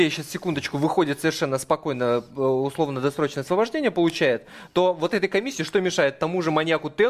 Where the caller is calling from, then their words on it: Krasnoyarsk, Krasnoyarsk Krai, Russia; из Красноярска.